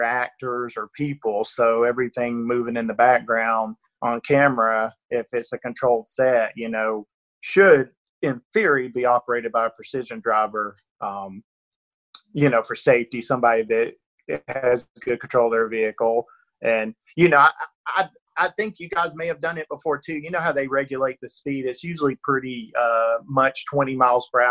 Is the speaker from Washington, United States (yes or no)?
no; Northeast Georgia, United States; accent: rural Georgia; It's, you know, rural Georgia accent. I'm definitely from Northeast Georgia, and it definitely comes through sometimes